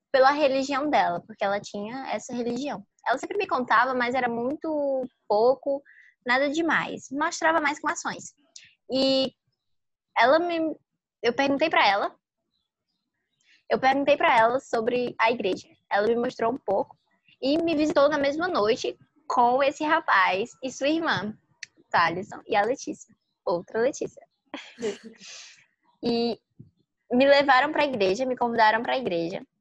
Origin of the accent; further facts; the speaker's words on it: Iguatu, Ceará, Brazil; eu tenho 15 anos e eu sou do Iguatu, Ceará, Nordeste brasileiro. Eu moro aqui, sempre morei aqui